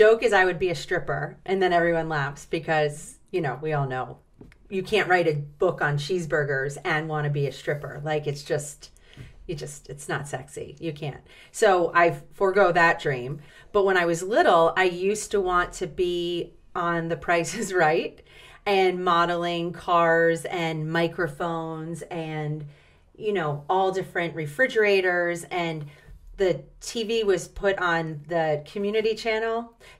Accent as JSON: {"language": "English", "town": "Atlantic City", "region": "New Jersey", "country": "United States", "tie": "born there", "said": "I was born in Atlantic City, New Jersey. We were born in Atlantic City, New Jersey. In fact, it's the green space on the Monopoly board, Pacific Avenue"}